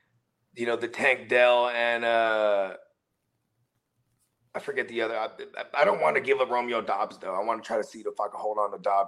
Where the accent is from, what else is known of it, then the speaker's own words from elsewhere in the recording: Philippines; I'm Filipino